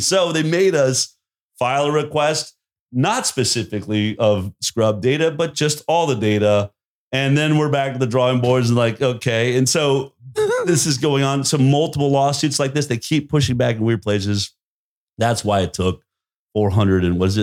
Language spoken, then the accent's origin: English; Boulder, Colorado, United States; I grew up in Boulder, Colorado